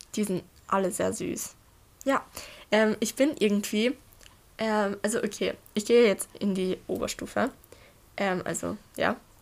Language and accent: German; Austria; ich bin 14 Jahre alt und ich komme aus Österreich.